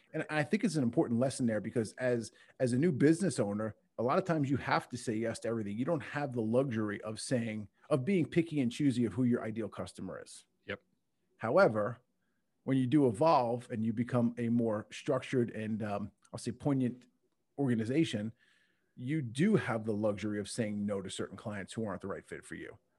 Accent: Long Island, New York, United States; I, I grew up in, uh, Long Island, New York

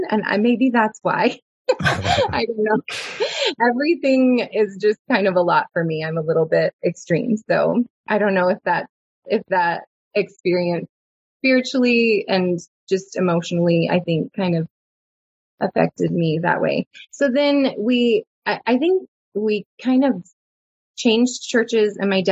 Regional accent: Dallas, Texas, United States; I grew up in Dallas. Dallas area. I was born in Dallas

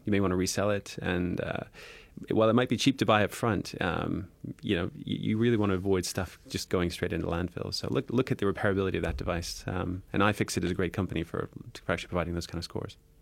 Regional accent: Canada; now in United Kingdom; I'm Canadian

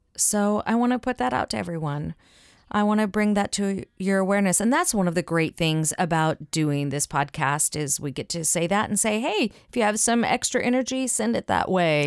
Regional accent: the South, United States; accent: Southern; my Southern accent

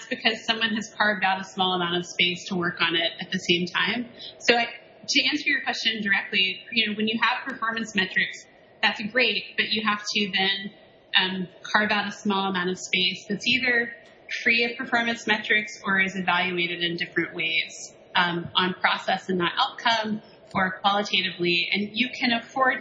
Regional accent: the South, United States; moved away; I'm from the South originally

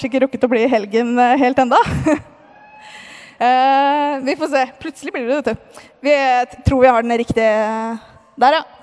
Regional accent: Moss, Østfold, Norway; Eh, jeg har vokst opp i Moss, i en kristen familie.

